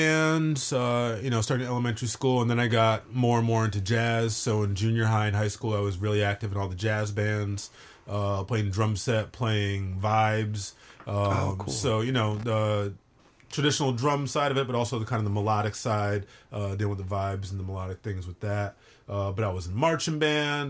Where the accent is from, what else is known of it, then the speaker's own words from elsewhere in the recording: Hartford, Connecticut, United States; moved away; also born or lived in Brooklyn; born and raised in Hartford and right around there